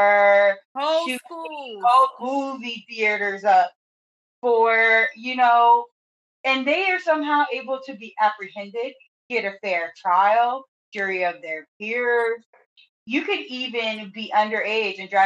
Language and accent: English; United States; as a Black woman, American, Black female American